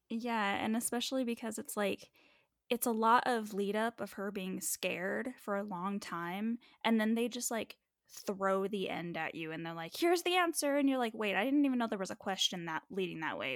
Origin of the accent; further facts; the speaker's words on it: United States; I'm that American